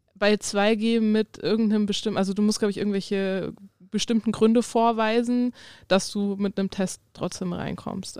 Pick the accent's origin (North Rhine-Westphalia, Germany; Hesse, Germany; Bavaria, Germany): Hesse, Germany; Darmstadt; moved away; ich komme ja ursprünglich aus Darmstadt bei Frankfurt